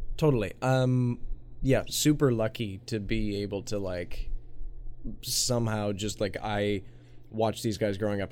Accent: Minnesota, United States; growing up in Minnesota

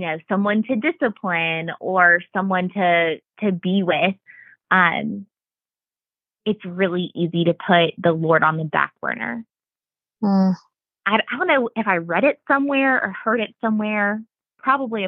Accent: Augusta, Georgia, United States; also born or lived in Bible Belt; now in Watkinsville, United States; I am from Augusta and went to school with Chelsea since the second grade.

